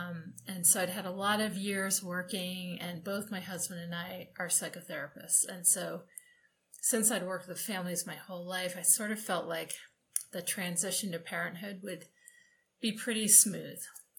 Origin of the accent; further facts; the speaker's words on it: New Hampshire, United States; now in Colorado, United States; Okay, number one, I was born and raised in New Hampshire, but now live in Colorado.